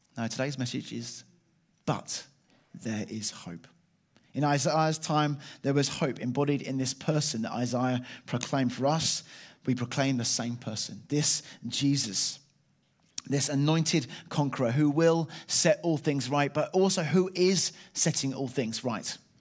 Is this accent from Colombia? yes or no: no; Chalfont St Peter, South East England, United Kingdom; I was brought up in, uh, Chelfont, Saint Peter in Buckinghamshire